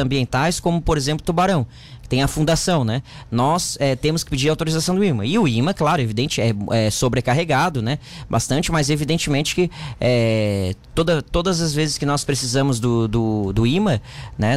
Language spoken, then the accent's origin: Portuguese; Santa Rosa de Lima, Santa Catarina, Brazil; also born or lived in Capivari; eu sou natural, eu nasci em Santa Rosa